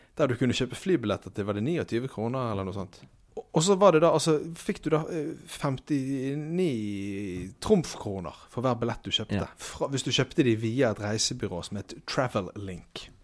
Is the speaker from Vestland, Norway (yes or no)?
yes; Bergen, Vestland, Norway; Jeg er fra Bergen